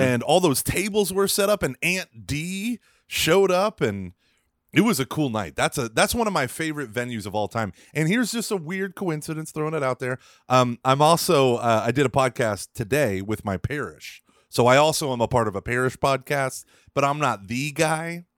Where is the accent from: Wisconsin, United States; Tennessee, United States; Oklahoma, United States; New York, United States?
Oklahoma, United States; Broken Arrow; moved away; also born or lived in Texas; I was born in Broken Arrow, Oklahoma in nineteen eighty-two